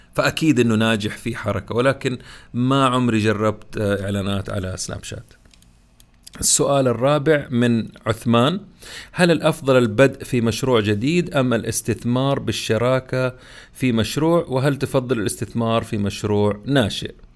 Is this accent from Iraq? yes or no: no; Saudi Arabia; عندنا في السعوديه